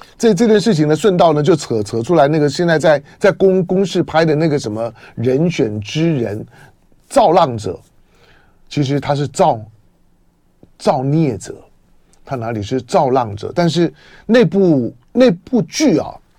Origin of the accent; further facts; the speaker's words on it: Taiwan; 我从小在闽南人社社群里面长大，我最小的时候呢，是一个闽南跟平平主族混居的社群